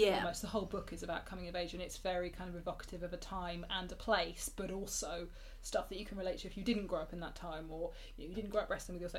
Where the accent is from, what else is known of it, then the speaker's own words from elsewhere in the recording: Somerset, South West England, United Kingdom; also born or lived in Nottingham; I was born in Nottingham, but then moved down to Somerset.